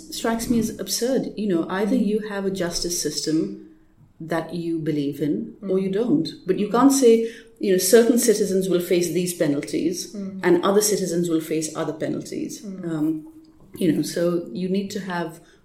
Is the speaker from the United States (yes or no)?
no; Pakistan; moved away; I didn't grow up here. I grew up in Pakistan.